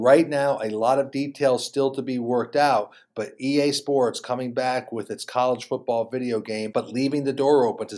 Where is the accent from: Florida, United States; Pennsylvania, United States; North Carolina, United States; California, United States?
North Carolina, United States; Charlotte; here in my hometown of Charlotte, North Carolina.